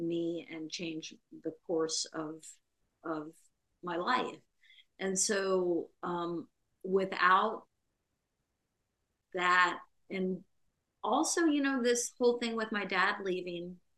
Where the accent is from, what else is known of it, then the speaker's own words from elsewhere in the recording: Central Florida, United States; now in Minneapolis, United States; So I grew up though in Central Florida, in a small town in Central Florida